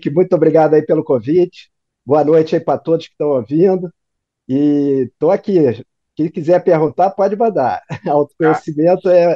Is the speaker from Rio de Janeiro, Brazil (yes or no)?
yes; Rio de Janeiro, Brazil; É, eu sou carioca, né?